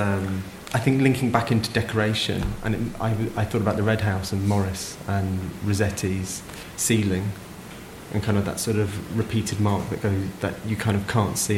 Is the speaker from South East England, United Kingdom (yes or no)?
yes; Kent, South East England, United Kingdom; I'm originally from Kent